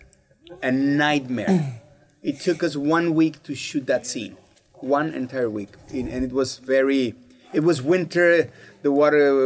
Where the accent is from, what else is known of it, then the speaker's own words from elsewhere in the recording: Mexico; moved away as an adult; I was born and raised in Mexico. I'm a real Mexican.